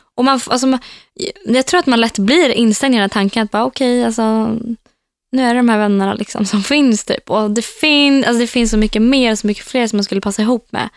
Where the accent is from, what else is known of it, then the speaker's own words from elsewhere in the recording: Norrköping, Östergötland, Sweden; moved away as an adult; now in Västerås, Sweden; Mina vänner hemma i Norrköping